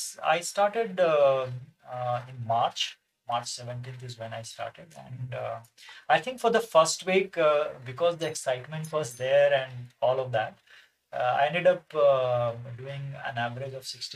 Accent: Patna, Bihar, India; born in Patna, my home state, the capital of my home state.

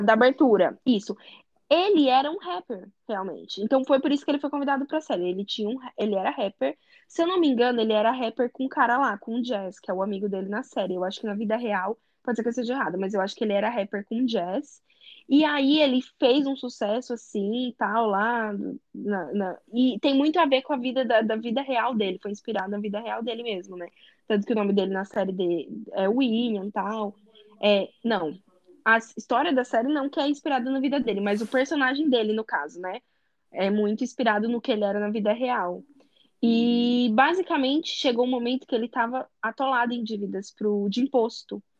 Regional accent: Brazil; moved away; also born or lived in Europe; eu sou do Brasil

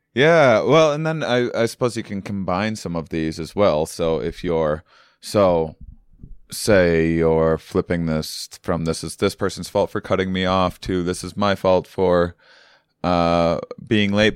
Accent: Wisconsin, United States; moved away; I'm from, uh, Wisconsin originally

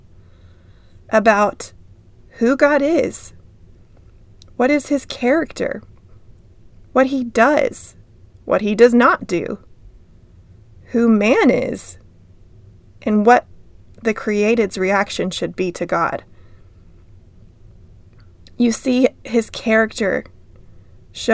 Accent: Texas, United States; now in Des Moines, United States; I'm a Texan

